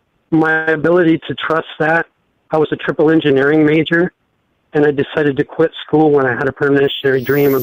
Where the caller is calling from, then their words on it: Ohio, United States; from Ohio.